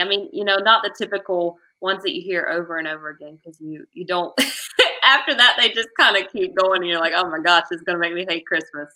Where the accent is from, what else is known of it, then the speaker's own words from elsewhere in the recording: Angier, North Carolina, United States; here in my hometown